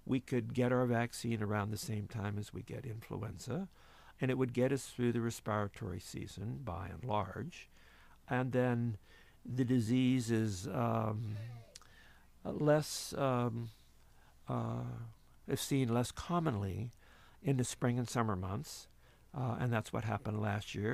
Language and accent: English; Ellwood City, Pennsylvania, United States; I was raised in Elwood City, Pennsylvania, a steel mill town north of Pittsburgh